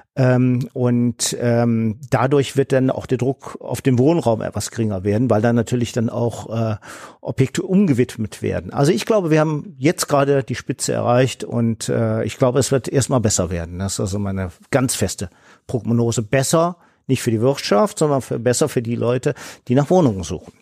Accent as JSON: {"language": "German", "town": "Solingen", "region": "North Rhine-Westphalia", "country": "Germany", "said": "bei uns in Solingen"}